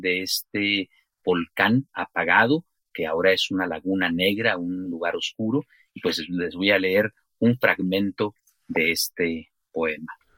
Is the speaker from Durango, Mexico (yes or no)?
no; Chiapas, Mexico; moved away as an adult; also born or lived in Mexico City; de mi propia experiencia como chiapaneco, como mexicano, que pues migré a, la Ciudad de México durante muchos años